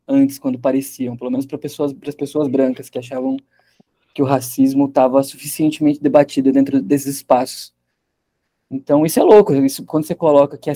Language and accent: Portuguese; Piracicaba, São Paulo, Brazil; É, é interessante, porque eu cresci em Piracicaba